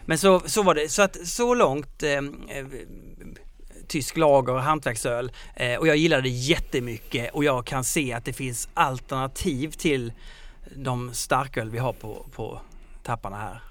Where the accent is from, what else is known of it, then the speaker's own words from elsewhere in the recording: Skåne, Sweden; accent: Scanian (skånska); på min skånska